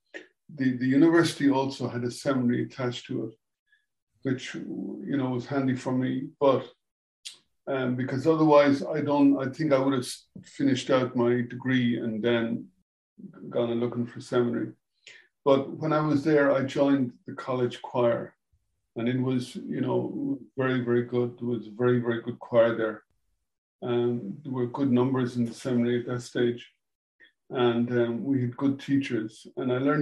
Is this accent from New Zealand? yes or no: no; Edenderry, Leinster, Ireland; I grew up here in Edenderry.